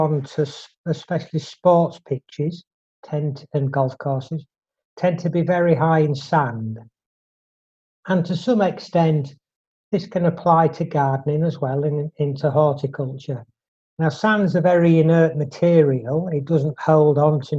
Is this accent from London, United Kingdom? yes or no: no; Drax, Yorkshire and the Humber, United Kingdom; I was brought up in North Yorkshire in a very small village called Drax